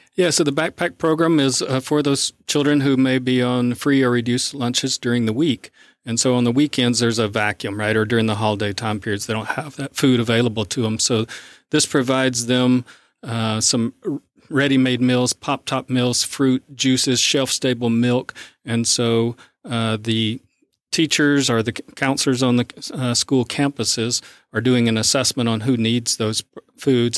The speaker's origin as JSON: {"language": "English", "region": "South Arkansas", "country": "United States", "tie": "born or raised there", "also_born_or_lived": "Midwest", "moved": "as an adult", "lives_now": "East Texas, United States", "said": "I grew up in South Arkansas"}